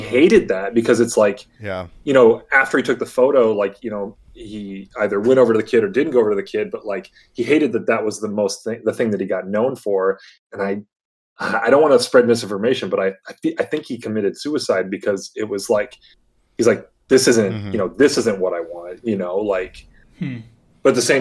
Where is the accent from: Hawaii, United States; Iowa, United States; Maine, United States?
Iowa, United States; Des Moines; I'm from Des Moines, like this is where I'm from